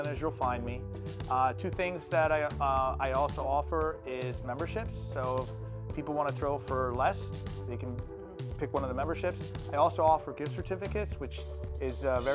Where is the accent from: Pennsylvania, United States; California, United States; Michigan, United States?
Pennsylvania, United States; the Poconos; I grew up in the Poconos.